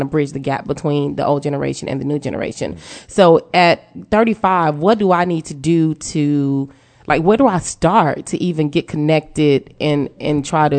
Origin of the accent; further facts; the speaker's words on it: Dallas, Texas, United States; I'm a local, like I live, you know, born and raised in Dallas.